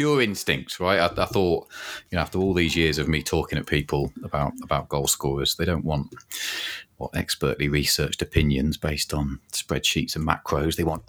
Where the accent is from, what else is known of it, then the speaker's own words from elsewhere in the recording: Northampton, East Midlands, United Kingdom; moved away; I grew up in and around Northampton